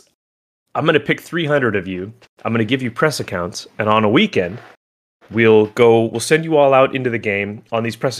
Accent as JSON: {"language": "English", "region": "Oregon", "country": "United States", "also_born_or_lived": "Los Angeles, California", "moved": "yes", "said": "I'm originally from Oregon"}